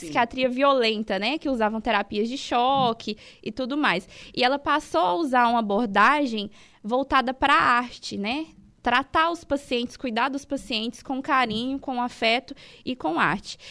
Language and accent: Portuguese; Itumbiara, Goiás, Brazil; moved away as an adult; now in Araranguá, Brazil; Eu sou de Intubiara, Goiás, sou goiana